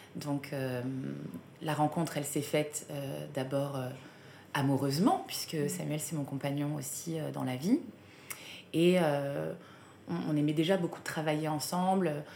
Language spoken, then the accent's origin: French; south of France, France; moved away; je viens du sud de la France